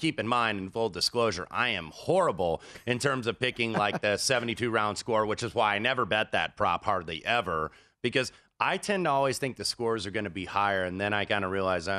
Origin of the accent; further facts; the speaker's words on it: Indianapolis, Indiana, United States; I'm an Indianapolis guy, and I stand for my hometown.